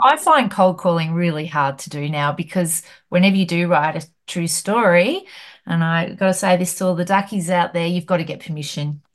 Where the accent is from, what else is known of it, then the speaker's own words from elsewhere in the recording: Hamilton, Victoria, Australia; where I grew up in Hamilton